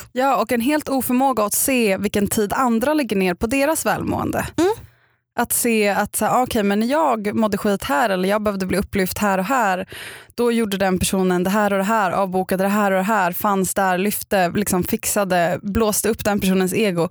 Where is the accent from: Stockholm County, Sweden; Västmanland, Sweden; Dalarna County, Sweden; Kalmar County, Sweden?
Stockholm County, Sweden; Upplands Väsby; jag kommer från Upplands Väsby och varit kaninhoppare och spelat saxofon